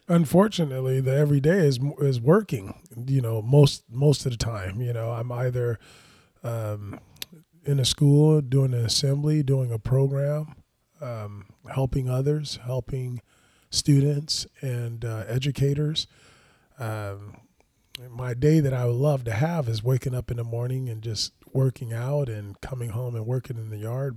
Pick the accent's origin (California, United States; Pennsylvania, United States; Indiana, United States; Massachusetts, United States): California, United States; Los Angeles; born or raised there